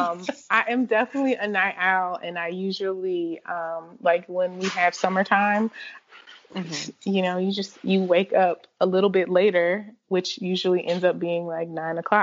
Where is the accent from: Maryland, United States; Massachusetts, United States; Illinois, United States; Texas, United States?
Illinois, United States; Chicago; born or raised there; now in Georgia, United States